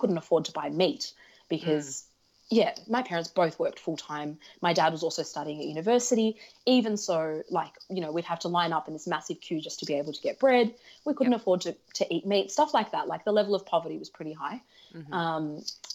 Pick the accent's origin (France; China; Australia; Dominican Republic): Australia; English is a second language; also born or lived in Soviet Union; we got sent to Australia